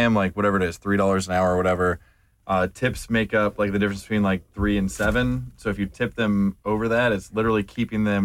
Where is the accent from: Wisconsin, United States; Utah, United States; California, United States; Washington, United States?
Washington, United States; Seattle; moved away as an adult; also born or lived in St. Louis / Texas; now in Atlanta, United States; I was born in St. Louis, grew up in Seattle